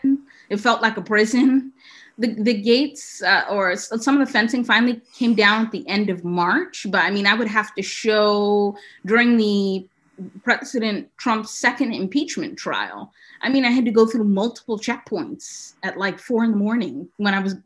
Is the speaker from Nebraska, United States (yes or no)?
no; New York City, New York, United States; moved away as an adult; also born or lived in Vermont; now in Washington, D.C., United States; I grew up in New York City on the Upper West Side of Manhattan